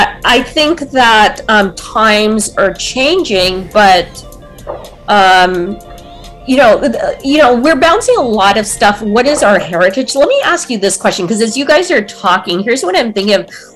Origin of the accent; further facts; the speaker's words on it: United States; I'm not Indian culturally. I'm an American. Culturally, I am an American.